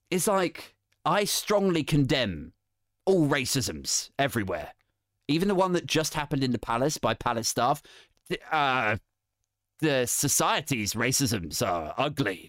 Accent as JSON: {"language": "English", "area": "the Home Counties", "region": "South East England", "country": "United Kingdom", "said": "I'm a white guy from the home county"}